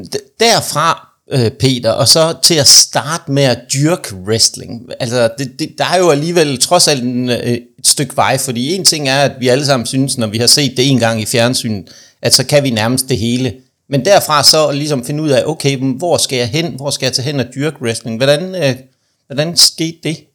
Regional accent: Aarhus, Central Denmark Region, Denmark; moved away; jeg er jo oprindeligt fra Aarhus, det kan man nok også godt høre, når jeg snakker

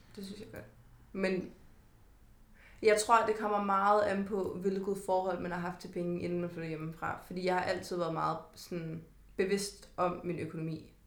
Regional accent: Kalundborg, Zealand, Denmark; moved away as an adult; now in Copenhagen, Denmark; jeg flyttede ret hurtigt fra Kalundborg til mm. København

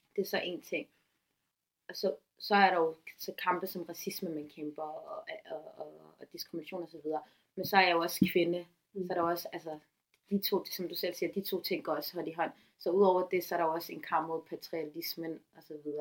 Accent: Copenhagen, Capital Region of Denmark, Denmark; dansk somalier, som født og opvokset

